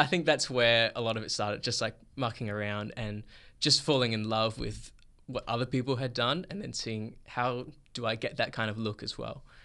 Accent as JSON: {"language": "English", "town": "Perth", "region": "Western Australia", "country": "Australia", "tie": "born or raised there", "said": "I was born and raised here in Perth, Australia"}